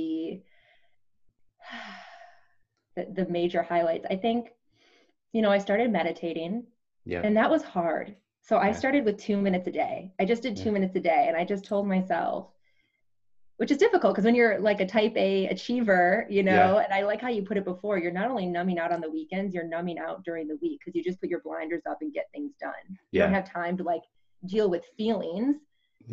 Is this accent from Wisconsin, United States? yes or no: yes; Wisconsin, United States; I grew up, I'm from Wisconsin